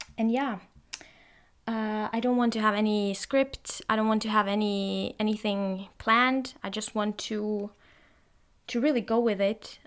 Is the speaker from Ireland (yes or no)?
no; Norway; first language Norwegian; English is a second language; I'm actually Norwegian, and that's my native language